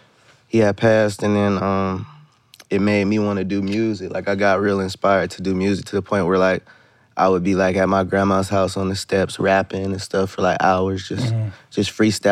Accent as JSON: {"language": "English", "town": "Canton", "region": "Ohio", "country": "United States", "tie": "born or raised there", "said": "I come from Ohio. I'm from Canton, Ohio."}